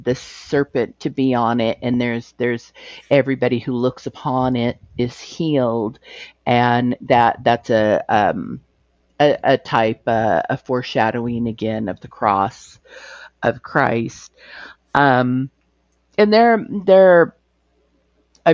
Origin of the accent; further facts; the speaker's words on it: United States; I'm an American